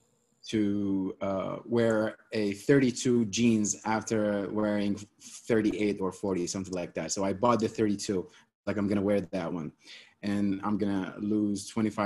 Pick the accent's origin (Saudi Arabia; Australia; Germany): Saudi Arabia; Eastern Province; moved away as an adult; also born or lived in Riyadh / Philadelphia, United States / Los Angeles, United States; I grew up in Saudi, grew up in three places, actually in Eastern and Riyadh